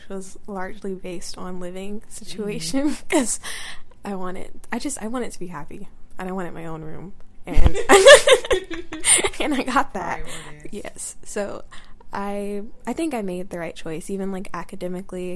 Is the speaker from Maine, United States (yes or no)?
no; Georgia, United States; moved away as an adult; I'm from Georgia